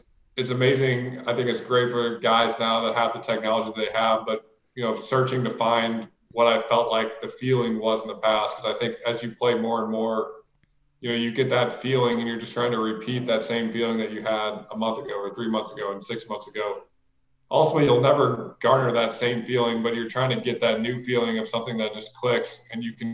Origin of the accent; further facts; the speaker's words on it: St. Louis, Missouri, United States; moved away as an adult; also born or lived in Miami; I'm from St. Louis. I mean, I'm just a Midwest kid